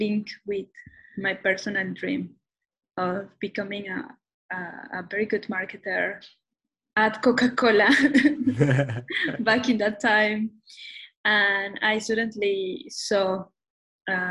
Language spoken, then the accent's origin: English; Mexico City, Mexico; English is a second language; now in Toronto, Canada; I'm originally from Mexico City. And right now I'm based in Toronto, Canada